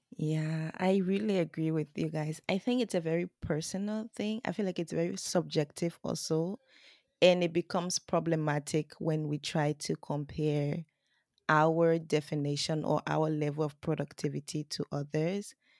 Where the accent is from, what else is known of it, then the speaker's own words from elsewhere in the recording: Liberia; now in Japan; I come from Liberia